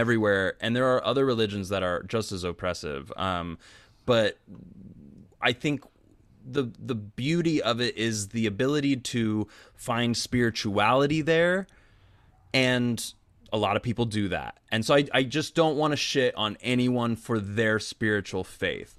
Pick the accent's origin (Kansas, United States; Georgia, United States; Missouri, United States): Kansas, United States; near the Westboro Baptist Church; I grew up near the Westboro Baptist Church